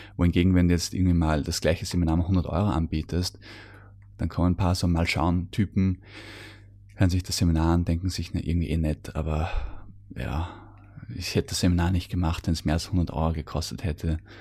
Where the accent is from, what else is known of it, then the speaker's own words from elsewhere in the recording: Austria; bei uns in Österreich